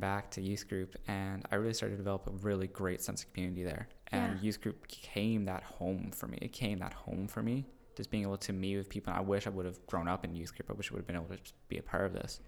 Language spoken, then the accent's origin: English; Cambridge, Ontario, Canada; moved away as an adult; also born or lived in Guelph; now in Wainfleet, Canada; we both grew up in Cambridge